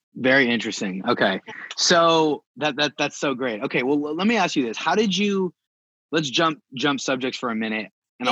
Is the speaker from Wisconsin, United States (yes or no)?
no; California, United States; also born or lived in Bay Area; I'm from California